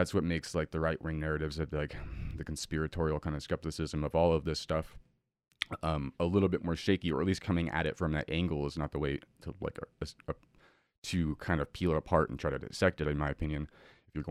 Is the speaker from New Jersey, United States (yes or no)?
no; Boulder Creek, California, United States; my hometown of Boulder Creek in Santa Cruz